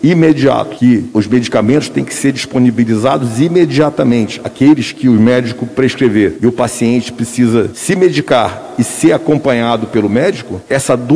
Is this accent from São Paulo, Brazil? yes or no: no; Manaus, Amazonas, Brazil; Eu também sou de Manaus. E daí? Eu também cresci não na periferia, porque, aliás, eu cresci no subúrbio, porque a rua Teresina era, era subúrbio.